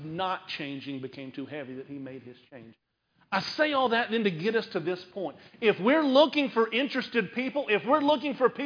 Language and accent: English; Conway, Arkansas, United States; now in San Antonio, United States; I grew up in Conway, Arkansas